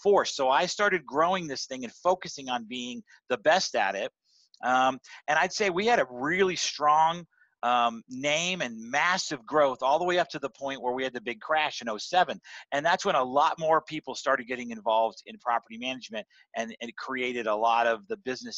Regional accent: San Antonio, Texas, United States; moved away as an adult; ended up back in my hometown in San Antonio

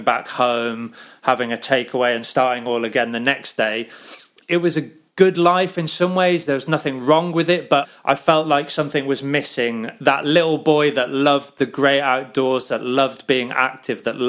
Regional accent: Birmingham, West Midlands, United Kingdom; now in Cockermouth, United Kingdom; I grew up in Birmingham, and my grandparents were ramblers

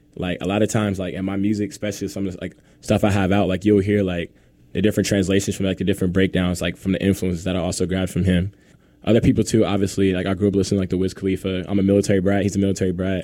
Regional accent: Indianapolis, Indiana, United States; I'm from Indianapolis, Indiana

